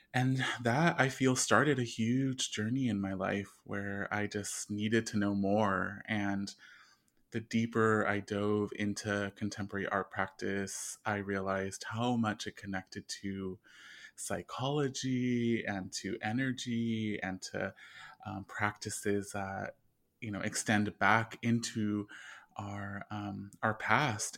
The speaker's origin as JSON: {"language": "English", "town": "Bloomington", "region": "California", "country": "United States", "tie": "born or raised there", "also_born_or_lived": "East Los Angeles", "said": "I grew up in the Inland Empire in a small town called Bloomington, California, that's really rural"}